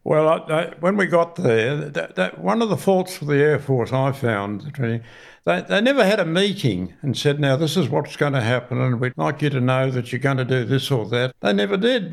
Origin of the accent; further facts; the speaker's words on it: Sydney, New South Wales, Australia; also born or lived in Parsley Bay; I was born in Bondi. We moved down to, uh, Parsley Bay